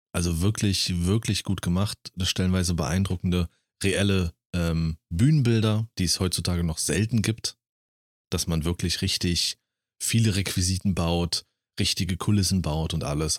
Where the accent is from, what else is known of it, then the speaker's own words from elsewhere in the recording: Germany; ich als Deutscher